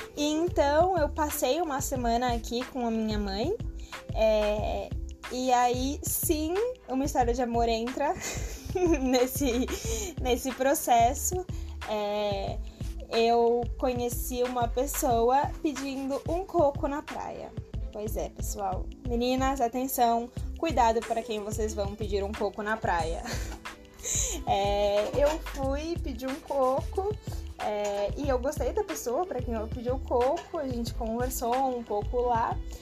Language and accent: Portuguese; São Paulo, Brazil; moved away as an adult; now in Caraíva, Brazil; eu sou paulista, paulista da gema, paulista da capital